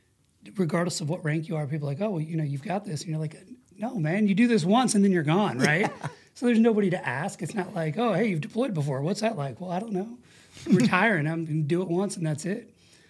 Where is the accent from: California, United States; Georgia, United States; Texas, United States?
California, United States; Twentynine Palms; the quick version is military brat. My dad was in the Navy. He was a corpsman with the Marines as well, Vietnam vet era guy. He did 24 years, retired as a chief, So, you know, I lived in 29 Palms four times.